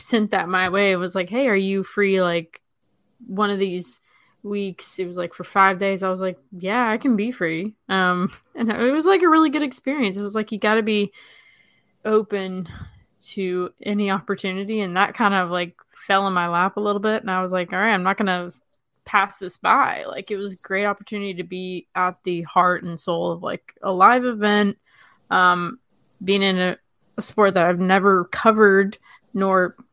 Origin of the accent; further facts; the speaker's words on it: Birmingham, Alabama, United States; also born or lived in Vancouver, Canada; now in Atlanta, United States; I'm originally from Birmingham, Alabama.